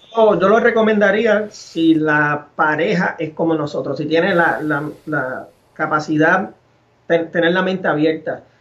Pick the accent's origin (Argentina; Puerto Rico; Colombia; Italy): Puerto Rico; Arecibo; me crié en Arecibo